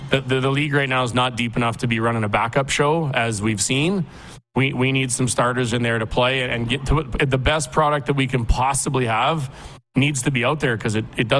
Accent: Regina, Saskatchewan, Canada; I come from Regina.

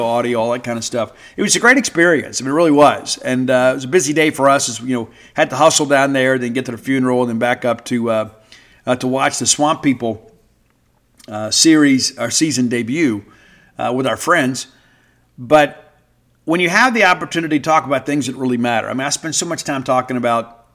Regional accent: South Mississippi, United States; moved away as an adult; also born or lived in Baton Rouge, Louisiana / Lafayette, Louisiana / Natchitoches, Louisiana; now in North Mississippi, United States; while I'm in North Mississippi now, I grew up in South Mississippi, and I wear that like a badge of honor.

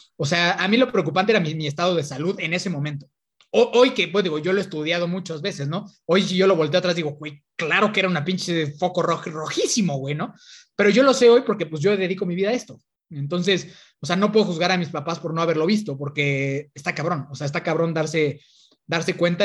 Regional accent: Toluca, State of Mexico, Mexico; yo soy de, de Toluca

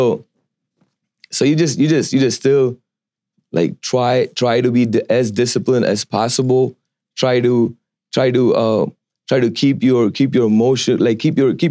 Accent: India; moved away; I'm from India, originally from India

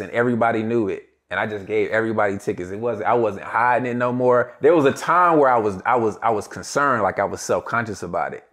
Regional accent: Greensboro, North Carolina, United States; I'm from Greensboro, North Carolina

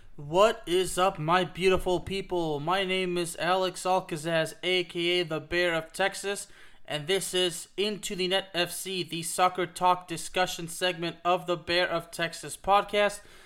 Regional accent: Villeurbanne, Auvergne-Rhône-Alpes, France; moved away; we actually come from the same hometown. She's from Lyon, just like I am

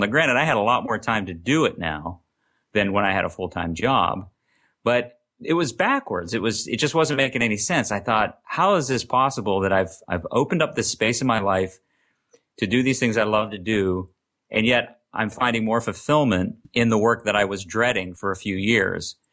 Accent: Lancaster, Pennsylvania, United States; I'm from Lancaster, Pennsylvania, which is about seventy miles west of Philadelphia

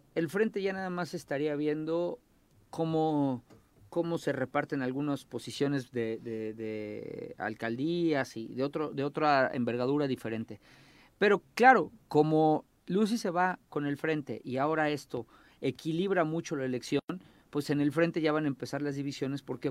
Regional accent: Morelos, Mexico; en Morelos, en mi pueblo, somos chismosos

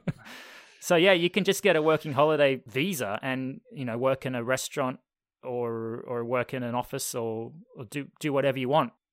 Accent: Australia; Left Australia, come to Canada.

